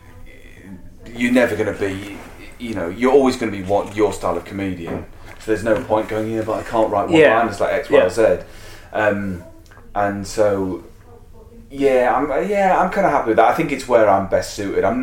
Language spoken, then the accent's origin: English; Hexham, North East England, United Kingdom; I grew up in Hexham